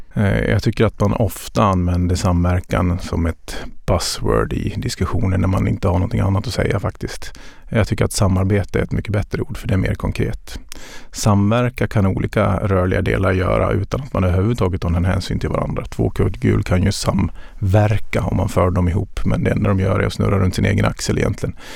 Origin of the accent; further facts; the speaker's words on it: Dalarna County, Sweden; Jag är uppvuxen i Dalarna och det var mycket skog och mindre vatten.